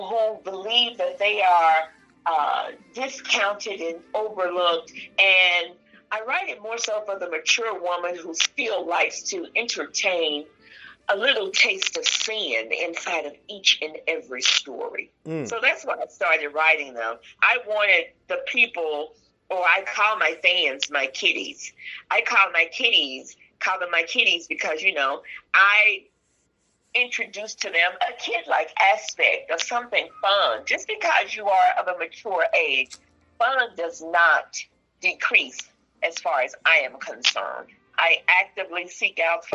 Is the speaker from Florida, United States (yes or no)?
no; Mississippi, United States; I'm from Mississippi